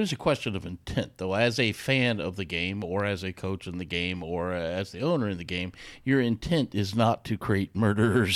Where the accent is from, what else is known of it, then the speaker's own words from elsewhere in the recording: United States; I was back in America, and I was back to being an American.